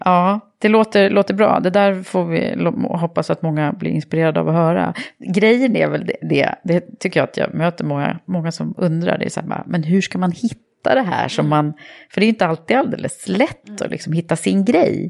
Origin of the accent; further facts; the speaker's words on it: Södertälje, Stockholm County, Sweden; jag är uppvuxen i Södertälje